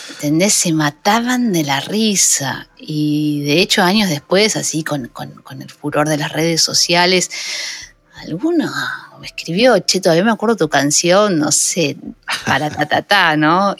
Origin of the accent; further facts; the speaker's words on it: La Matanza, Buenos Aires Province, Argentina; Yo soy un barrio del conurbano, eh, soy de Aedo, pero criada en un barrio en La Matanza.